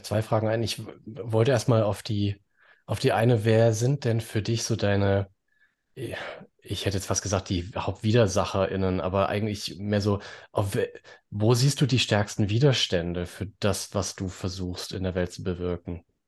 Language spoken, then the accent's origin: German; Baden-Württemberg, Germany; bei uns in Baden-Württemberg